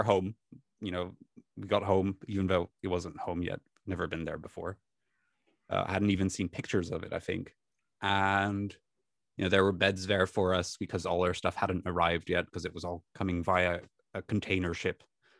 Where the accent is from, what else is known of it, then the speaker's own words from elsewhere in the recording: Netherlands; First of all, you know, I came from Holland. It was winter in Holland.